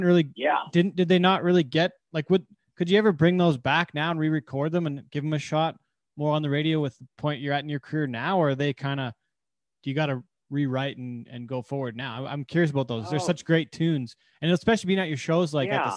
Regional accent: Calgary, Alberta, Canada; I'm from Calgary

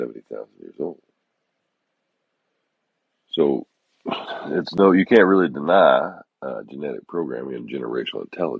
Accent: the South, United States; moved away as an adult; also born or lived in Texas; now in Florida Keys, United States; I grew up in the South

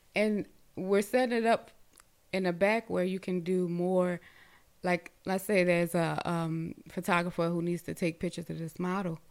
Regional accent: Baltimore, Maryland, United States; I'm originally from Baltimore

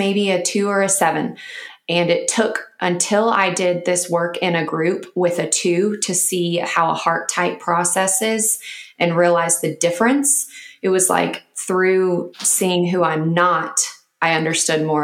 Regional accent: Nashville, Tennessee, United States; now in Austin, United States; from Nashville

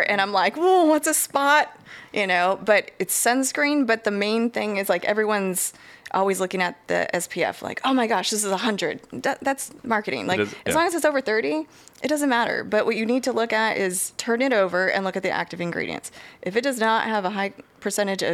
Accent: San Diego, California, United States; moved away as an adult; also born or lived in Corpus Christi, Texas; now in Houston area, Texas, United States; I'm originally from San Diego area, California

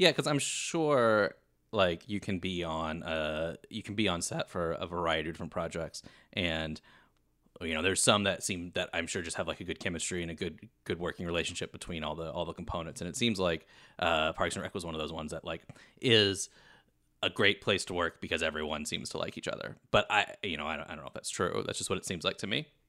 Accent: Kentucky, United States; now in Los Angeles, United States; I am originally from Kentucky, but spending most of my time in L A these days

